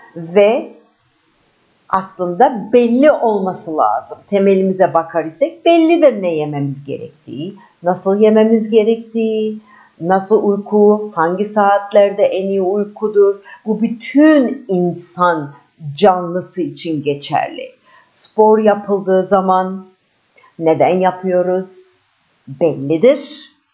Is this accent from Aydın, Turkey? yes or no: no; Istanbul, Turkey; İstanbulluyum. Türkiye doğumluyum.